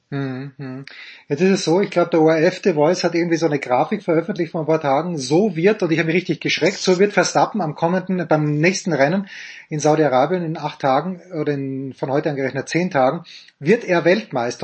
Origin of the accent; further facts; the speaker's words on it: Austria; Als Österreicher